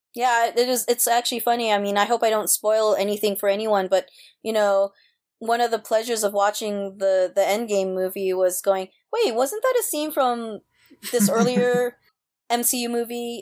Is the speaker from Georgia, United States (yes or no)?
no; New York City, New York, United States; also born or lived in Japan / Osaka, Japan; I was born in Japan, came here when I was less than one and, uh, came straight to New York and grew up, uh, my whole life in New York City